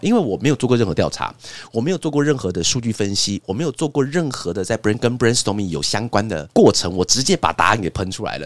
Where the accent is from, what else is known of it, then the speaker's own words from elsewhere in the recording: Taiwan; 我们台湾人有一种是一个叫见面三分情